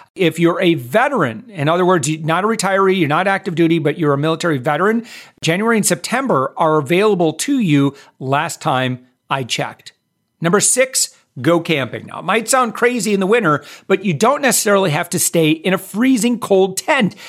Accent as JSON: {"language": "English", "town": "Orlando", "region": "Florida", "country": "United States", "tie": "born or raised there", "said": "Orlando. That's my hometown"}